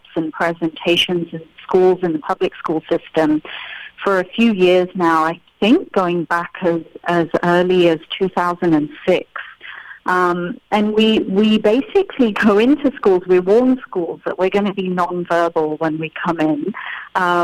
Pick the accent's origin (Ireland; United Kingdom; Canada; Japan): United Kingdom; I'm British, because I was born and raised in the UK with Indian parents.